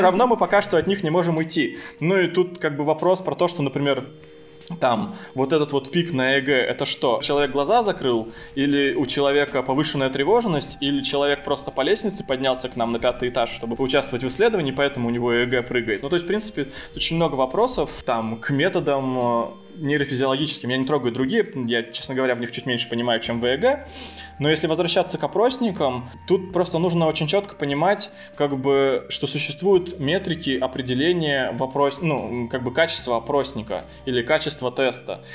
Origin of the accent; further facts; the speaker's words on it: Chita, Zabaykalsky Krai, Russia; moved away as an adult; also born or lived in Tomsk; now in Sochi, Russia; Я сам не из Томска, я приехал э, вообще туда из Читы э, поступать, и, соответственно, там и остался